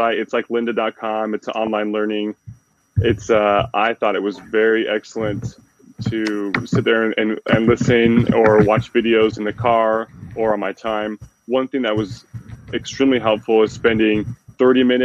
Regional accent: Utah, United States; moved away as an adult; now in Detroit, United States; born and raised in the Utah area

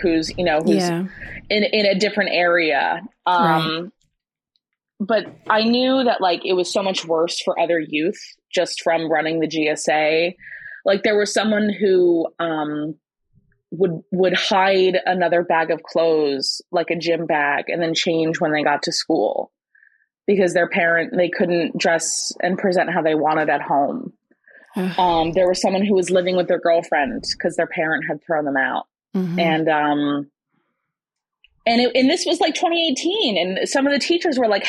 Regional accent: Sussex County, New Jersey, United States; growing up in Sussex County

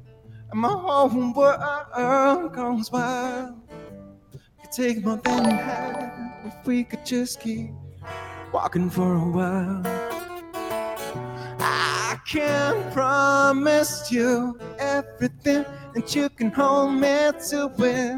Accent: Australia; Yes, I'm actually Australian. Frightfully Australian.

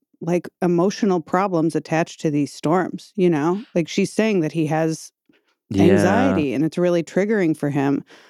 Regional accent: Midwest, United States; I'm from the Midwest too.

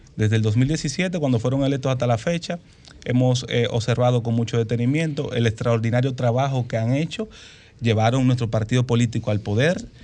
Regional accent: Dominican Republic; como ciudadanos dominicanos

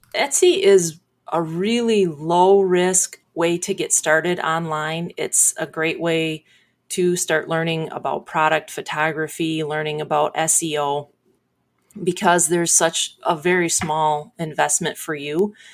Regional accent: Sebring, United States; I'm from Sebring. I grew up just outside of Sebring

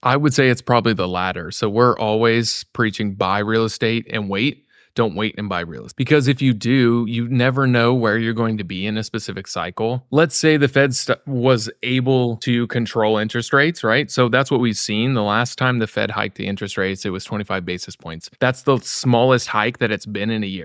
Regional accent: Missouri, United States; also born or lived in Florida / Kansas City; I grew up in Missouri, yeah, in those arcs

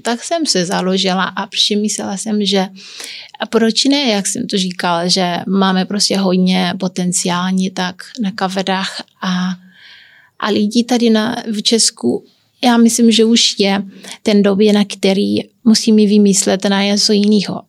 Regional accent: Santiago, Cape Verde; Czech is a second language; moved away as an adult; also born or lived in Liberec, Czech Republic; now in Czech Republic; já jsem se narodila na kaverách, ale já nejsem um, úplně kapverdianka, protože já jsem mix. A i když jsem tam se bydlela od 17 do 17 let

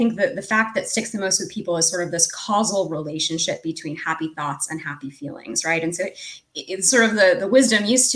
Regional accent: United States; as an American

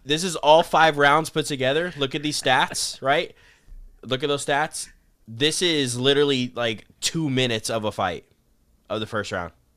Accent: Arizona, United States; I'm from Arizona

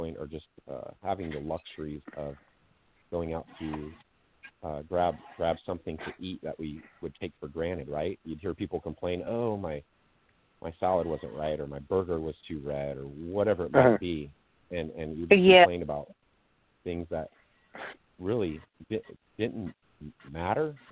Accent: Sacramento, California, United States; born and raised in Sacramento, California

